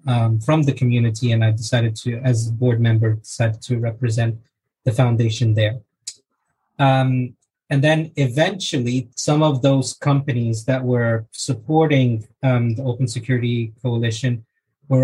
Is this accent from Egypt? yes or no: yes; Egypt; now in London, United Kingdom; I live in London with my wife, and I'm originally from Egypt